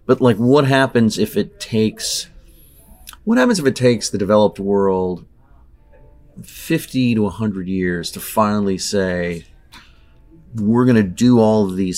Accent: Southern California, United States; I grew up in Southern California. I grew up at the beach

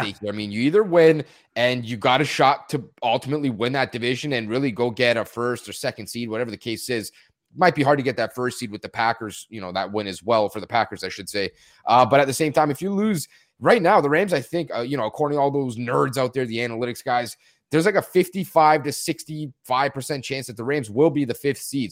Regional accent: Canada; I'm from Canada

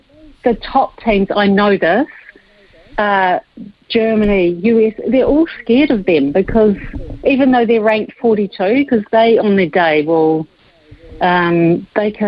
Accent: New Zealand; as a New Zealander

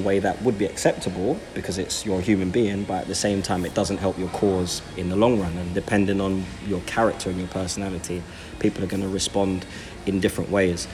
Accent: London, United Kingdom; I grew up in Brixton and Tooting

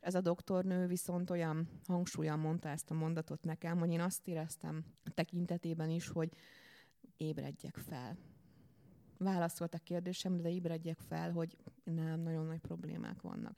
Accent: Békéscsaba, Békés, Hungary; moved away as an adult; now in Budapest, Hungary; Én nagyon szerető családban nőttem fel vidéken, Békés Csabáról érkeztem a fővárosba a diplomázás után

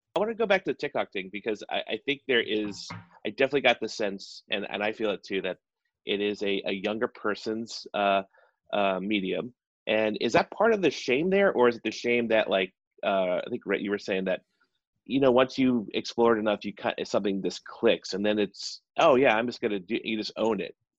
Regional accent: South Carolina, United States; I'm from South Carolina

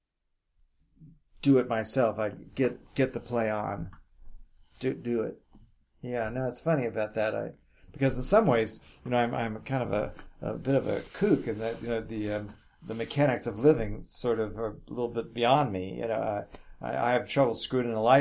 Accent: New York City, New York, United States; I'm from New York City

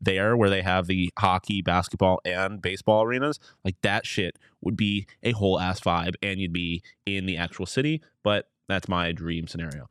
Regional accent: Buffalo, New York, United States; my hometown

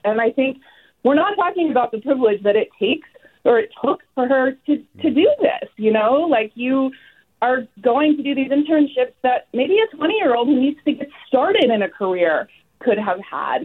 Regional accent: Dublin, Leinster, Ireland; now in Petaluma, United States; I grew up in Ireland, in Dublin.

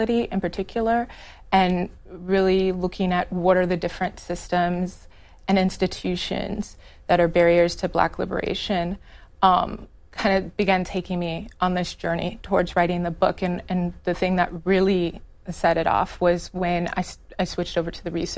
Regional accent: Chicago, Illinois, United States; I grew up in Illinois. I'm from Chicago. My family is like multi-generational Chicagoans

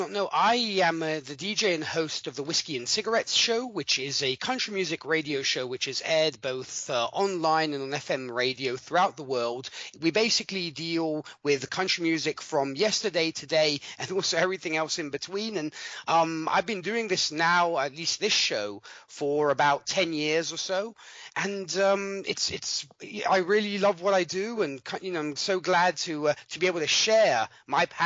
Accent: Milan, Lombardy, Italy; I'm I'm from Milan, Italy. I was born and raised here, though my accent might say different. Uh, but but yes, I was I was born and raised over here in Italy. I uh, lived here all my life.

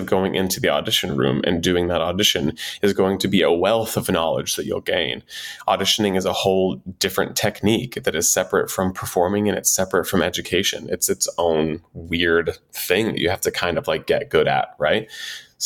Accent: Texas, United States; I was a boy in Texas, 14 years old, that liked to dance, that wanted to dance

